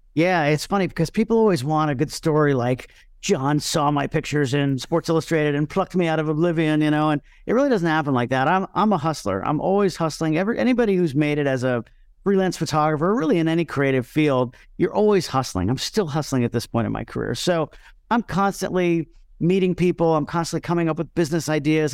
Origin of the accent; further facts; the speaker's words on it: Miami, Florida, United States; My hometown is Miami, Florida